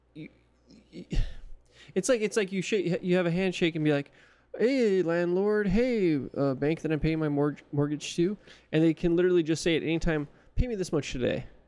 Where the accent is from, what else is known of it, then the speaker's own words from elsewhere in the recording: California, United States; accent: California; I am from California